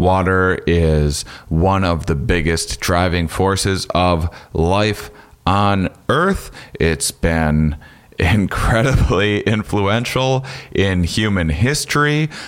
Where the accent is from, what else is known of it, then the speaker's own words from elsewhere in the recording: La Crosse, Wisconsin, United States; I'm from La Crosse, Wisconsin, originally.